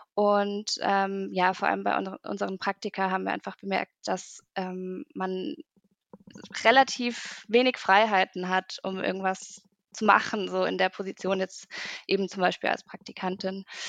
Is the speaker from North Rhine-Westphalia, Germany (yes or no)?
no; Munich, Bavaria, Germany; ich komme aus München